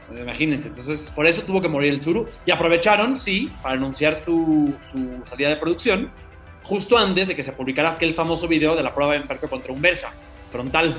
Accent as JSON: {"language": "Spanish", "region": "State of Mexico", "country": "Mexico", "said": "aquí somos, somos mexiquenses."}